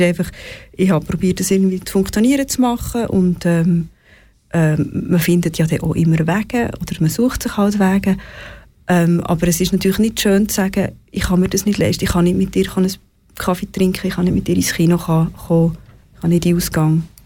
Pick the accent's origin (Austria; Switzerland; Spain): Switzerland; wir als Schweizer Bevölkerung